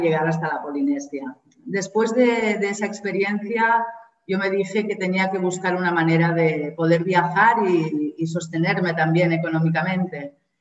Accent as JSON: {"language": "Spanish", "town": "Barcelona", "region": "Catalonia", "country": "Spain", "moved": "as an adult", "lives_now": "Kerala, India", "said": "soy de Barcelona, española, y, estoy viviendo en Kerala, en el sur de la India."}